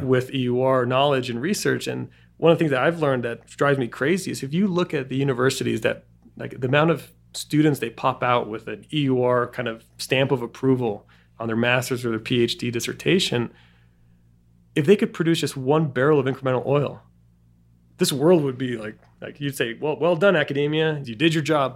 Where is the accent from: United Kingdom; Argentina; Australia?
Argentina; Bariloche, Río Negro; moved away; also born or lived in Boulder; the place where I grew up in Argentina, which is Bariloche